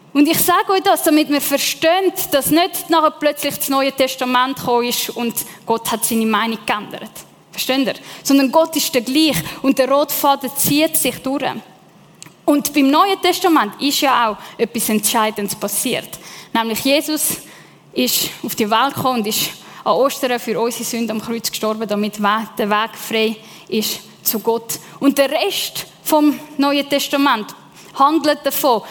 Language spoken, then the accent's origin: German; Lake Zurich, Switzerland; ja, ich bin im Zürichsee aufgewachsen, aber meine Eltern kommen von Sizilien